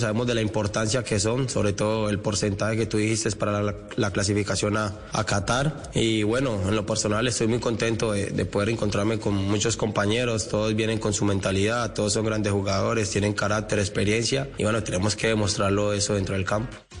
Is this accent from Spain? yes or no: no; Colombia; en mi país